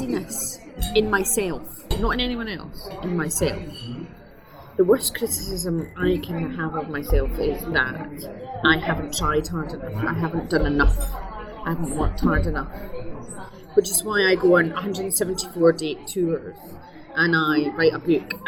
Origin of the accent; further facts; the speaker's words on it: Scotland, United Kingdom; we're Scottish